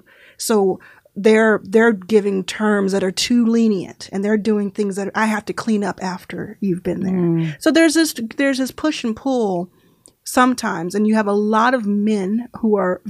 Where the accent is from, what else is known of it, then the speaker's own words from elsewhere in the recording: Dallas, Texas, United States; I was actually in Texas. I grew up in Dallas.